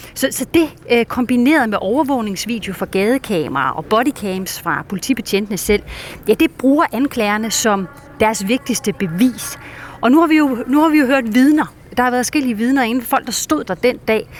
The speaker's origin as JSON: {"language": "Danish", "country": "Denmark", "moved": "yes", "lives_now": "United States", "said": "ikke bare her i USA, hvor jeg befinder mig, men i hele verden, også hjemme i Danmark"}